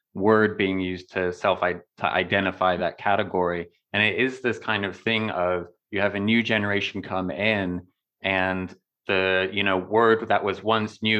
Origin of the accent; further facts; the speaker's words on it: United States; I'm American